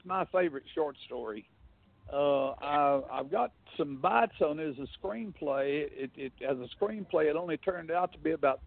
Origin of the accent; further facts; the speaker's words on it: North Alabama, United States; moved away as an adult; also born or lived in London; now in Merritt Island, United States; when I was a kid growing up in North Alabama many, many years ago